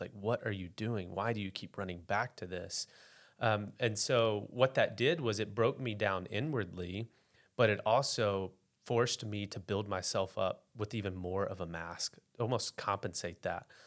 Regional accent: West Memphis, Arkansas, United States; now in Bentonville, United States; So I grew up in West Memphis, Arkansas, a couple miles from, uh, Memphis, Tennessee.

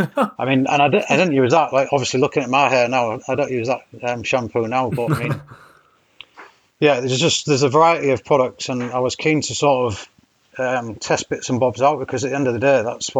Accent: Hull, Yorkshire and the Humber, United Kingdom; moved away as an adult; also born or lived in Cambridge; I'm from Hull initially, so East Yorkshire

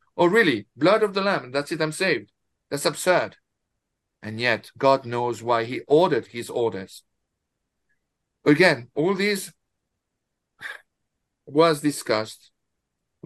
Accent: France; I'm from France

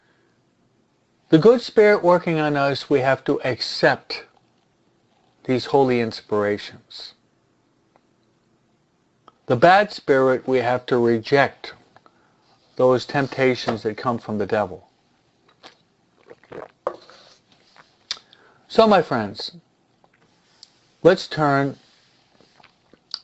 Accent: New York, United States; where I'm from New York.

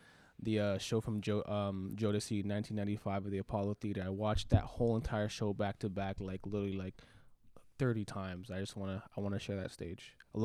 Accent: Jamaica; So that's me being Jamaican.

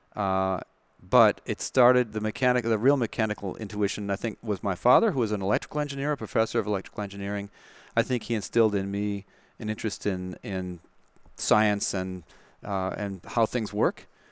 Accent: Madison, Wisconsin, United States; moved away as an adult; also born or lived in California; Madison, Wisconsin, born and raised in Madison and, uh, went to high school and college there, University of Wisconsin

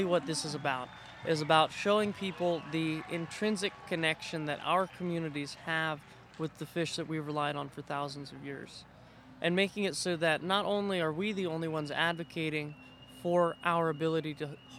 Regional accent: Kenai, Alaska, United States; I'm Kenaitse Indian and Siberian Yupik Eskimo from Kenai, Alaska

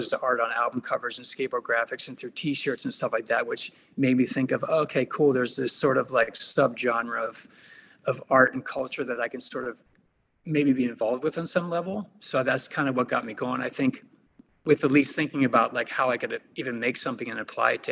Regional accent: Pittsburgh, Pennsylvania, United States; born there; also born or lived in Los Angeles; yeah, I was born in Pittsburgh, um, and then I just, you know what? I just I actually moved around a lot when I was uh, growing up.

